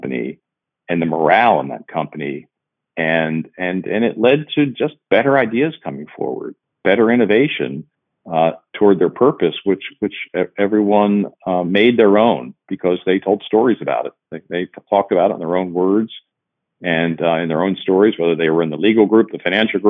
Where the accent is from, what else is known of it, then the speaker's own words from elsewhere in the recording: Cincinnati, Ohio, United States; my hometown here in Cincinnati